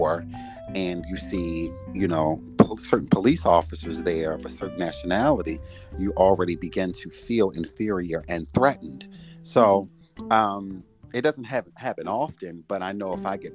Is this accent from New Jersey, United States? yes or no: no; Baltimore, Maryland, United States; moved away as an adult; now in Philadelphia, United States; Originally, I'm from Baltimore